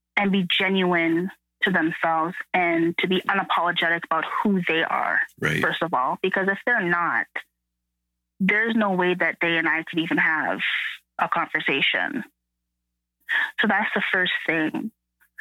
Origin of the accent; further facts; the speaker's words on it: Canada; I'm first generation Canadian